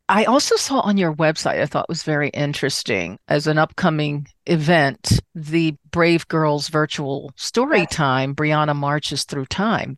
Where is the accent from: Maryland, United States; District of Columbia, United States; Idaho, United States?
District of Columbia, United States; Washington; moved away; I'm originally from Washington, D.C.